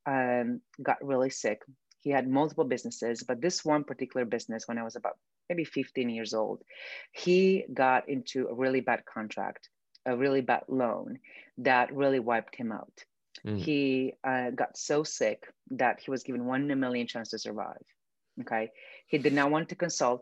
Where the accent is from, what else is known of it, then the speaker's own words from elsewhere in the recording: Romania; moved away; I grew up in Romania, which is a communist country.